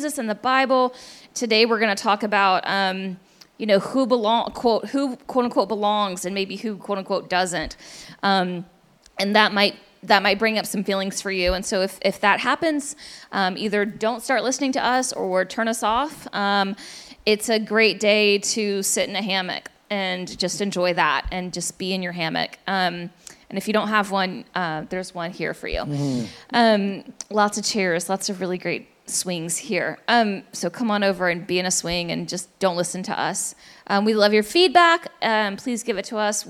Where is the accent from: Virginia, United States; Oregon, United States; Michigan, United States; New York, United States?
Virginia, United States; Richmond; moved away; I'm from Richmond